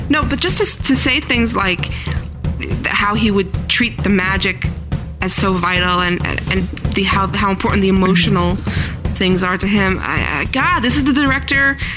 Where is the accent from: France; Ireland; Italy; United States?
Italy; I don't know all the words, but I'm still proud of my